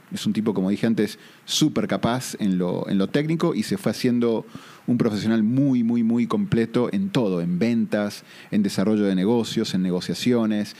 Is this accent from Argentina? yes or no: yes; Argentina; accent: southern; moved away as an adult; also born or lived in Boston; now in Costa Rica; vivo en Costa Rica, pero tengo un acento un poco más sureño, soy originalmente de Argentina